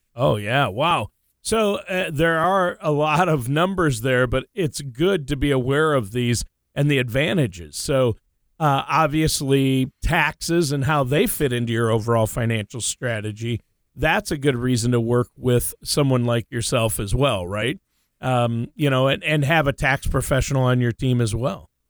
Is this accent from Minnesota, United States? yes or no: yes; Minnesota, United States; now in Oregon, United States; I grew up in Minnesota